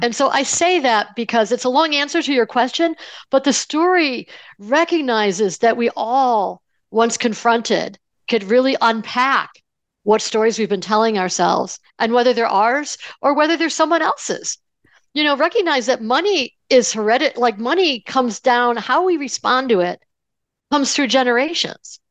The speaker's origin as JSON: {"language": "English", "town": "Buffalo", "region": "New York", "country": "United States", "tie": "born or raised there", "said": "I grew up in Buffalo, New York"}